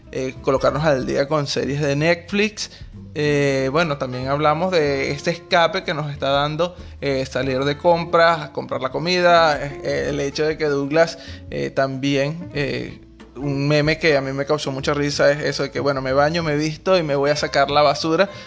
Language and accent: Spanish; Venezuela; moved away as an adult; now in Buenos Aires, Argentina; nosotros somos venezolanos